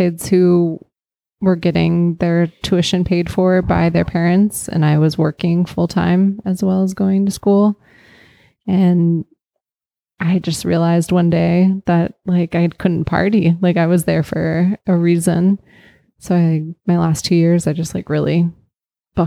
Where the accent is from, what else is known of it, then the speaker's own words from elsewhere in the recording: Boulder, Colorado, United States; moved away as an adult; also born or lived in San Francisco; now in Oakland, United States; I am not originally from the Bay. I grew up in Colorado